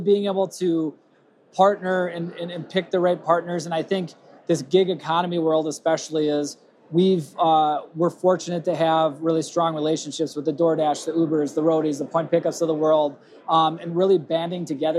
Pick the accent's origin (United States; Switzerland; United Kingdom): United States; Rochester, Minnesota; accent: Minnesota; I'm from Rochester, Minnesota